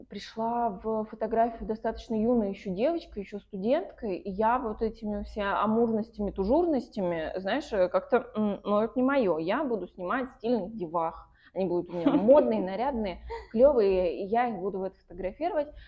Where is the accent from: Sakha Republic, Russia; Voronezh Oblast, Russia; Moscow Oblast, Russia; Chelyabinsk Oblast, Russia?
Voronezh Oblast, Russia; Voronezh; now in Saint Petersburg, Russia; я уехала в Петербург, из Воронежа.